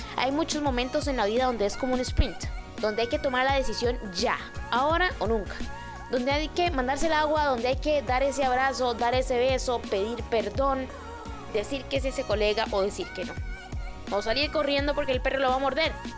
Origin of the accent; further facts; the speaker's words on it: Costa Rica; yo soy de Costa Rica